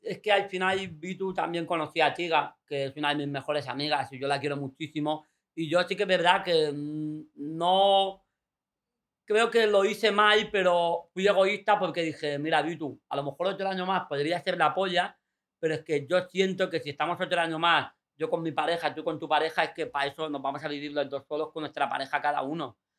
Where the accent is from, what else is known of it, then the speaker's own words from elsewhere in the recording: Fuengirola, Andalusia, Spain; also born or lived in Mijas; ir al Instituto de Fuengirola con todos juntos, todos los colegas, pues yo me fui a de, a de Mijas